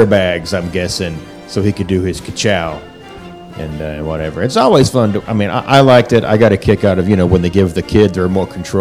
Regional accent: the South, United States; I'm from the South. Okay, I grew up going to tractor pulls

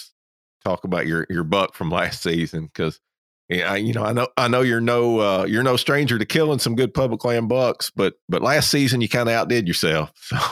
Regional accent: Kentucky, United States; now in Georgia, United States; I'm originally from Kentucky

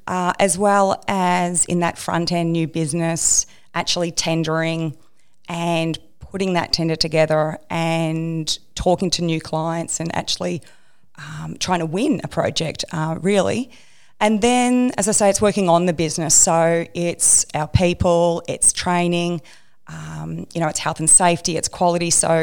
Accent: Melbourne, Victoria, Australia; I grew up in Melbourne, so I went to RMIT in Melbourne and did a civil engineering degree.

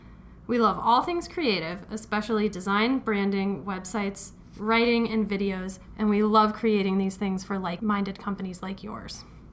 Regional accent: Fort Collins, Colorado, United States; moved away as an adult; also born or lived in Crested Butte, Colorado / Oregon / Salt Lake City; now in Whitefish, United States; I am originally from Colorado, so love it there. Grew up in Fort Collins, lived in Crested Butte for a while, Oregon, Salt Lake City, and then Montana.

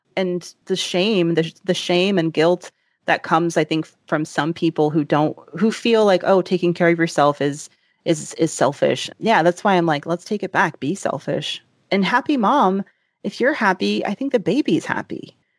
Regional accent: the South, United States; I grew up in the South

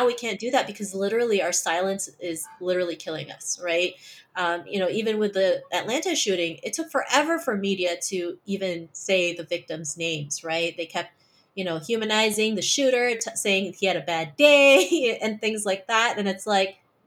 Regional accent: Philippines; English is a second language; moved away; also born or lived in Toronto, Canada; growing up in the Philippines

